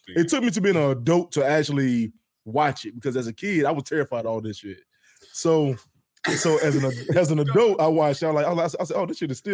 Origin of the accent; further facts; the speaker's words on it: the South, United States; we're from the South